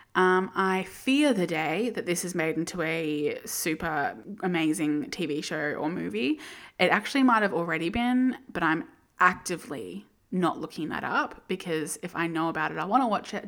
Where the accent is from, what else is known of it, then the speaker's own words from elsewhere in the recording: Australia; as an Australian